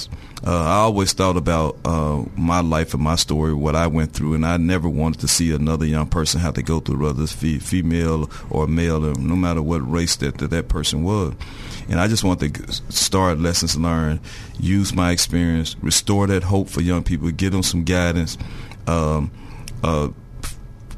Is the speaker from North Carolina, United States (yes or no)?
no; Little Rock, Arkansas, United States; I'm from Little Rock, Arkansas. I was born and raised.